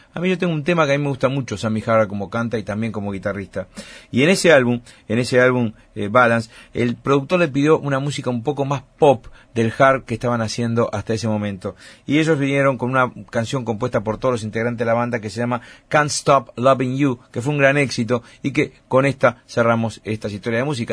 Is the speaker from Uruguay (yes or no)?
yes; Uruguay; como somos los uruguayos